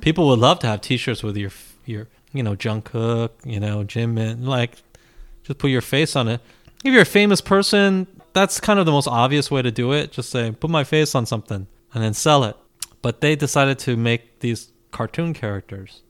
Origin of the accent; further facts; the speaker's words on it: United States; as an American fan